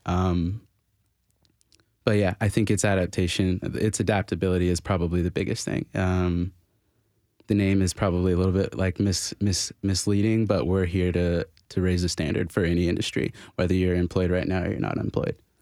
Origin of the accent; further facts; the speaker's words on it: Florida, United States; now in Nashville, United States; I'm from Florida